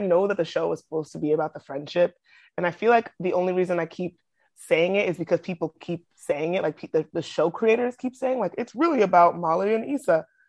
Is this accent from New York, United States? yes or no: yes; Brooklyn, New York, United States; I'm from Brooklyn.